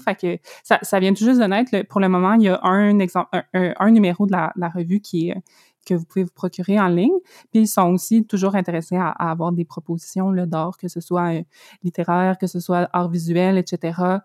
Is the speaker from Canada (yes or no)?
yes; Abitibi-Témiscamingue, Quebec, Canada; now in Montreal, Canada; quand j'avais comme deux ans, on est déménagé en, en Abitibi-Témiscamingue. Mon père est encore là, c'est là que j'ai grandi